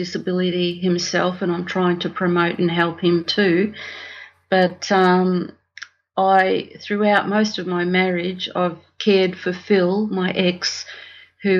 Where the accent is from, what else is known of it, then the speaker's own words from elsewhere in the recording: Australia; also born or lived in Italy; I was born in Italy on the way to Australia and, spent my whole life here in Australia.